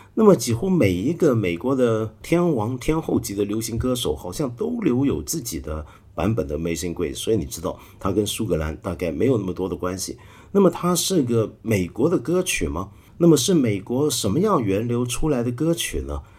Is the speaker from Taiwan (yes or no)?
yes; Taiwan; moved away; also born or lived in Hong Kong; 我小时候在台湾呢，我们家是天主教家庭